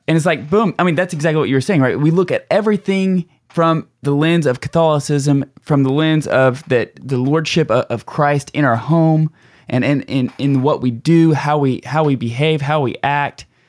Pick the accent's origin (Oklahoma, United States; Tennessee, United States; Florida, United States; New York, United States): Oklahoma, United States; Tulsa; we're from Tulsa